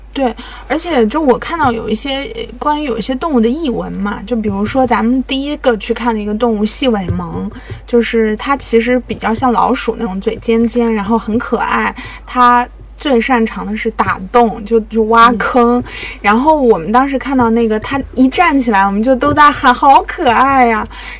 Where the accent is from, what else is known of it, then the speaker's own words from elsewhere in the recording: Anhui, China; 我是安徽人祖籍